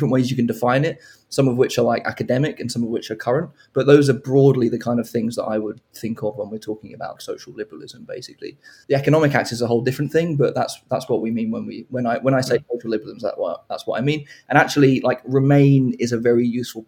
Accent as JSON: {"language": "English", "town": "Hove", "region": "South East England", "country": "United Kingdom", "tie": "born or raised there", "said": "I grew up in Hove"}